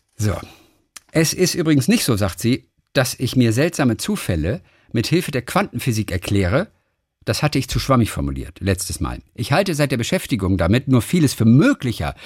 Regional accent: Eisenach, Thuringia, Germany; moved away; Ich wohne noch in Eisenach in Thüringen, wo ich aufgewachsen bin

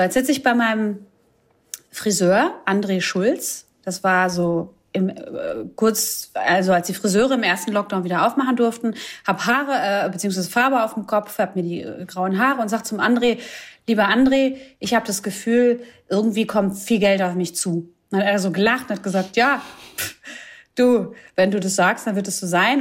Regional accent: Croatia; Ich bin Kroatin

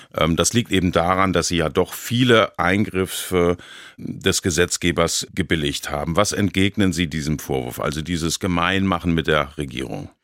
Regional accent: Baden-Baden, Baden-Württemberg, Germany; meiner Heimatstadt Baden-Baden

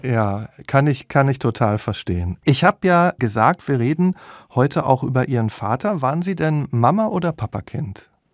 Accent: Dortmund, North Rhine-Westphalia, Germany; Ich komme nämlich auch aus dem Ruhrgebiet

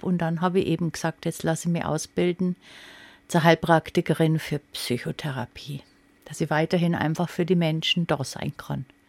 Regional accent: Upper Palatinate, Bavaria, Germany; bei uns in der Oberpfalz

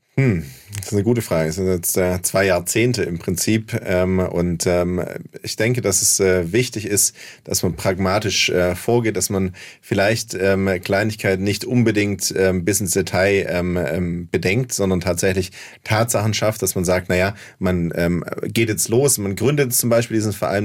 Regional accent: Heilbronn, Baden-Württemberg, Germany; auf dem Gaffenberg in Heilbronn, wo ich herkomme

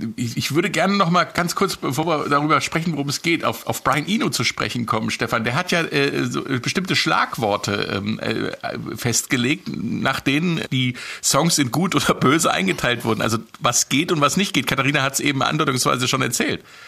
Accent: West Germany, Germany; für mich als Wessi-Radioanfänger

